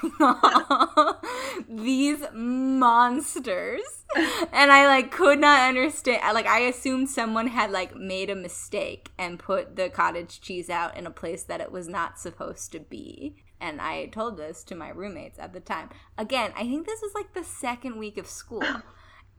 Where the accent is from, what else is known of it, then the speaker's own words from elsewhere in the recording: Midwest, Ohio, United States; I'm from the Midwest